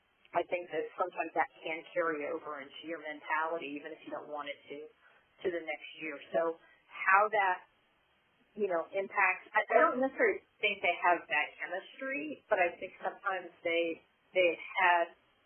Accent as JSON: {"language": "English", "region": "Midwest", "country": "United States", "said": "And I'm from the Midwest, so I'm not saying anything negative about the Midwest."}